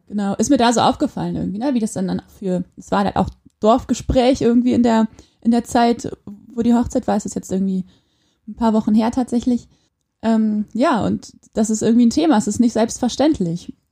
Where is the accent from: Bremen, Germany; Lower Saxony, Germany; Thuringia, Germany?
Lower Saxony, Germany; Quakenbrück; now in Osnabrück, Germany; Ich komme eigentlich aus aus Quakenbrück in Niedersachsen und ich wohne jetzt in Osnabrück